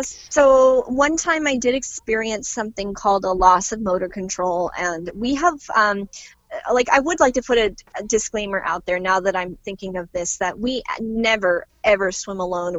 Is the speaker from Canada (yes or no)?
yes; Canada; as a Canadian mermaid